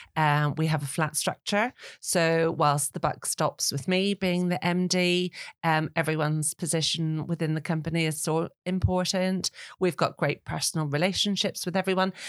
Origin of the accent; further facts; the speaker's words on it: Northern Ireland, United Kingdom; now in England; I'm from Northern Ireland